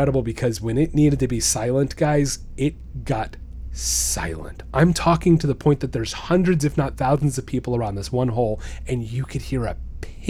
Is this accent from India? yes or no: no; Stuart, Florida, United States; I go downtown in my hometown, in downtown Stuart